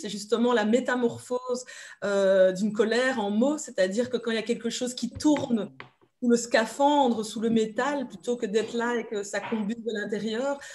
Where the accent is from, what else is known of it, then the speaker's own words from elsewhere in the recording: Belgium; also born or lived in Democratic Republic of the Congo; je suis belge, belgo-congolaise